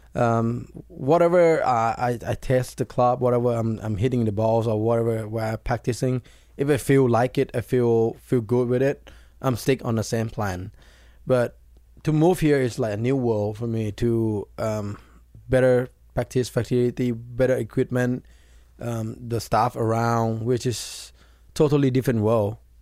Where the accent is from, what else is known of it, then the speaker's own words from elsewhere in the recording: Thailand; it's really similar to my home country.